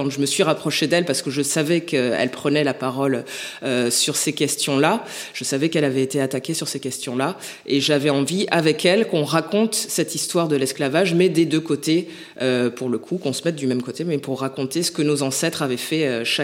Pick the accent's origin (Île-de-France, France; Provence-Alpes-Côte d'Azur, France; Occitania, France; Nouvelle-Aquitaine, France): Nouvelle-Aquitaine, France; born there; Je me suis dit, bah, je suis né au Bordelais, ça fait huit ans que je, vis à Bordeaux.